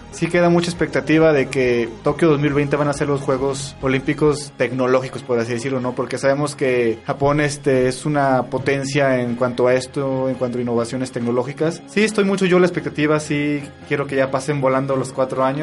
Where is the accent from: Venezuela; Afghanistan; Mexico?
Mexico; Mexico City; Soy del DF, carnal.